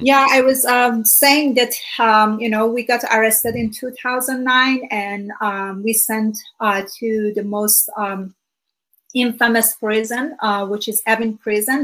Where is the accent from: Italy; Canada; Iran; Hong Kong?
Iran; first language Persian; English is a second language; moved away as an adult; now in United States; I'm originally from Iran. Uh, for about 30 years, I lived there. And I was born just a few months before the Iranian Revolution in 1979